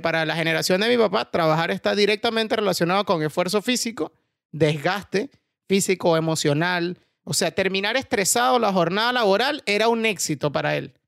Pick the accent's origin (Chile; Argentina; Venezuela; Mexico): Venezuela; moved away as an adult; now in Spain; me fui de Venezuela